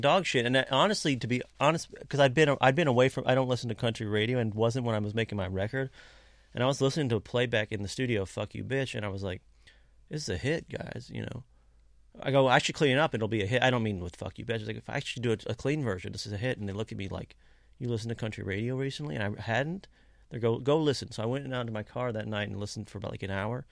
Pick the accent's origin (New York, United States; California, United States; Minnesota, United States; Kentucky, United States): Kentucky, United States; growing up in Kentucky